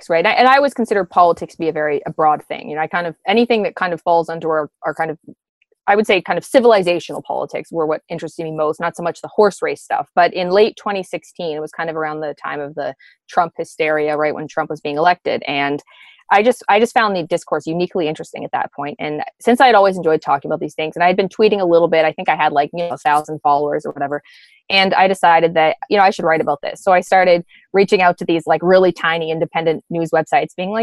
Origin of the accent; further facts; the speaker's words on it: Ontario, Canada; I am from Ontario, Canada. I have lived here most of my life. I grew up in a converted one-room schoolhouse.